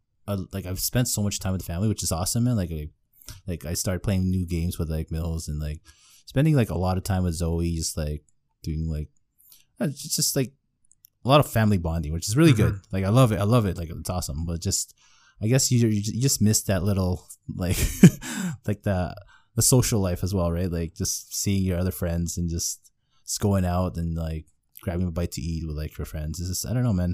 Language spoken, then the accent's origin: English; Philippines; I'm Filipino though, man. We like we grew up on hot dogs, bro.